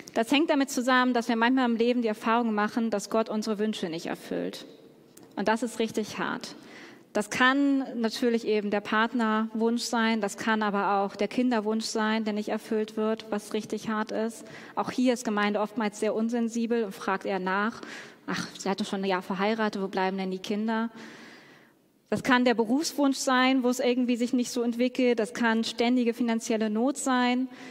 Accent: Hamburg, Germany; Ich komme ja aus Hamburg und Hamburg ist die Single-Hochburg Deutschlands.

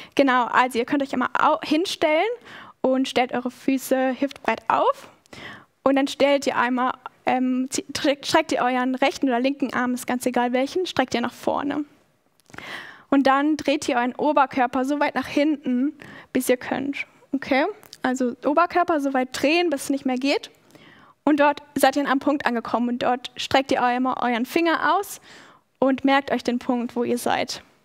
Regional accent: Schaumburg district, Lower Saxony, Germany; also born or lived in Australia; now in Stuttgart, Germany; Schaumburg ist ein sehr kleiner Landkreis, wo ich aufgewachsen bin

